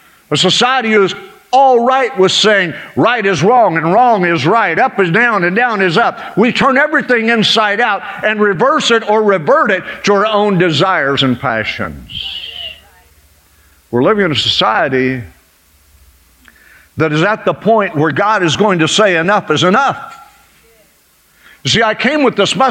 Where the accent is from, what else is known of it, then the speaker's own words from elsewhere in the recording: United States; I was born here